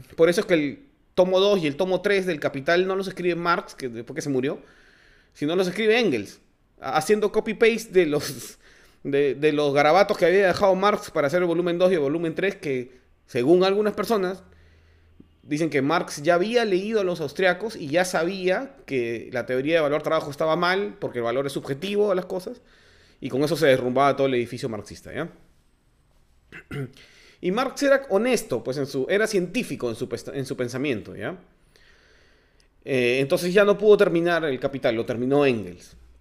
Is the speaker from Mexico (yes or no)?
no; Peru; somos peruanos